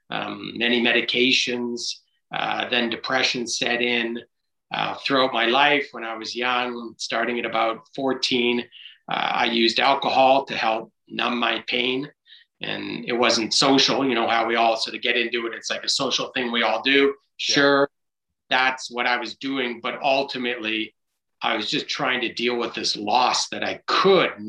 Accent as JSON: {"language": "English", "town": "Vancouver", "region": "British Columbia", "country": "Canada", "tie": "born or raised there", "said": "I grew up in Vancouver, playing kick the can, riding my bike everywhere"}